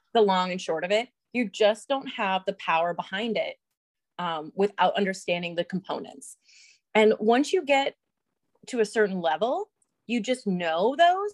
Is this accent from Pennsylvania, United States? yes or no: no; Iowa, United States; I'm from Iowa